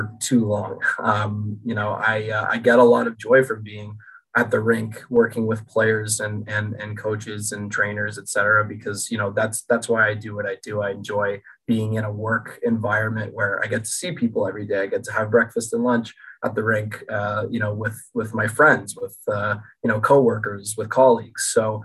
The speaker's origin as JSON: {"language": "English", "town": "Toronto", "region": "Ontario", "country": "Canada", "tie": "born or raised there", "moved": "as an adult", "lives_now": "British Columbia, Canada", "said": "Growing up in Toronto"}